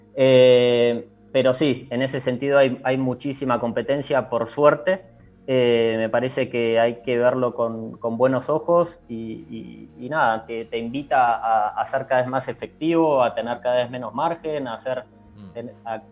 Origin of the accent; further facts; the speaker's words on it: Argentina; moved away as an adult; now in Chile; argentino, reciente residente